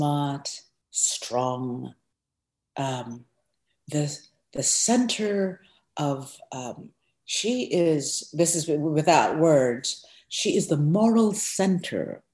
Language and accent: English; Guyana; I was born in Guyana, South America.